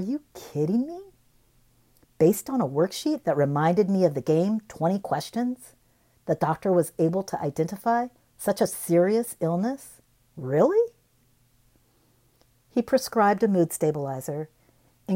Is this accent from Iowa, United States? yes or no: yes; Cedar Rapids, Iowa, United States; moved away as an adult; I live in Cedar Rapids, where I was born and raised